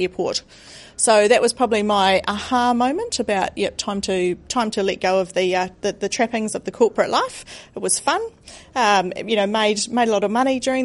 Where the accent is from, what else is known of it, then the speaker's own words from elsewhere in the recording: New Zealand; I am from New Zealand